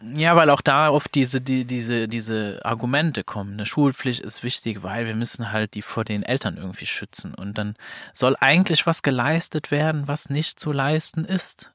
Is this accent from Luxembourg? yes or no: yes; Luxembourg; moved away; als Luxemburger